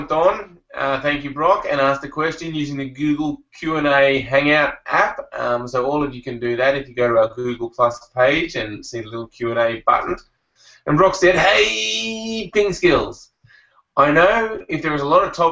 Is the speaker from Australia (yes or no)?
yes; Australia; being an Australian